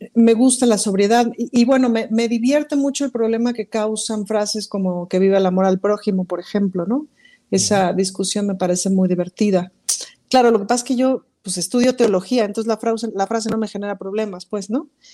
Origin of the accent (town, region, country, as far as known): Mexico